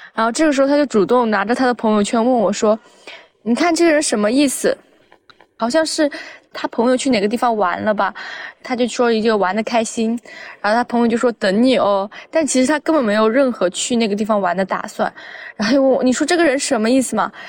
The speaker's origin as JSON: {"language": "Chinese", "region": "Chongqing", "country": "China", "moved": "yes", "lives_now": "Beijing, China", "said": "我不是北京的，我是重庆的"}